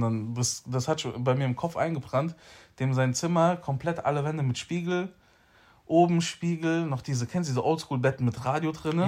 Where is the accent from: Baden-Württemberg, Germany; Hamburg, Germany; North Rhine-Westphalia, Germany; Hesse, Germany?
Hesse, Germany; Frankfurt; ich bin aufgewachsen in Sossenheim in der Toni-Sender Straße